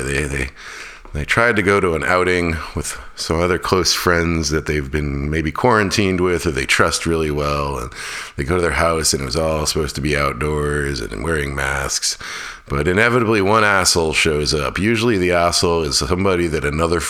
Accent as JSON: {"language": "English", "town": "Fairbanks", "region": "Alaska", "country": "United States", "tie": "born or raised there", "moved": "yes", "lives_now": "North Carolina, United States", "said": "my hometown of Fairbanks, Alaska"}